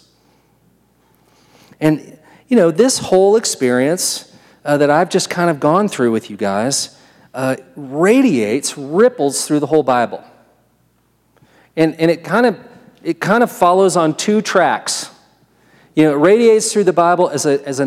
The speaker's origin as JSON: {"language": "English", "country": "United States", "said": "I'm an American"}